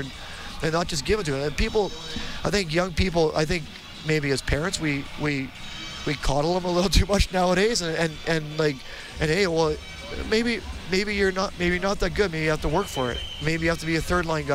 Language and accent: English; Edmonton, Alberta, Canada; I was from Edmonton, Millwood's kid